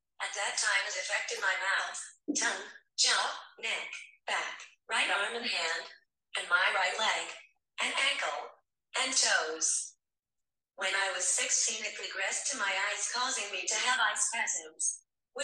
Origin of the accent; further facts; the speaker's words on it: Stillwater, Oklahoma, United States; I'm from Stillwater, Oklahoma.